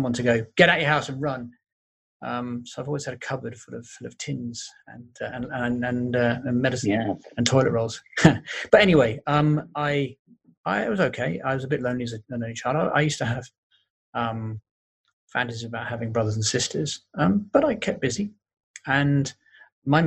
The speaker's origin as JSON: {"language": "English", "region": "London", "country": "United Kingdom", "tie": "born or raised there", "said": "I grew up in North London"}